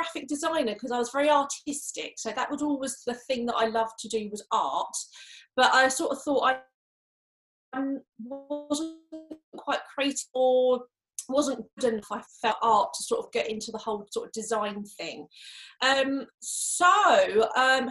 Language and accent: English; Canterbury, South East England, United Kingdom; I'm literally only 5 miles away from where I grew up, which was in Canterbury in Kent